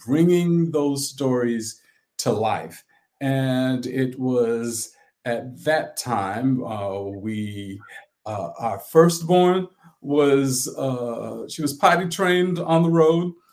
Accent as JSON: {"language": "English", "town": "St. Helena Island", "region": "South Carolina", "country": "United States", "tie": "born or raised there", "said": "I was born on St. Helena Island, South Carolina, which is in Beaufort County"}